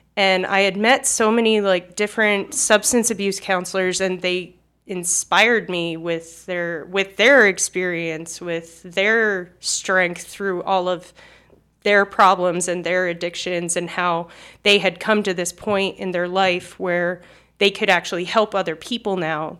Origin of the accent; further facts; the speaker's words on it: Cherry Hill, New Jersey, United States; accent: South Jersey; moved away as an adult; also born or lived in Arizona; now in Moscow, Idaho, United States; originally I'm from Cherry Hill, New Jersey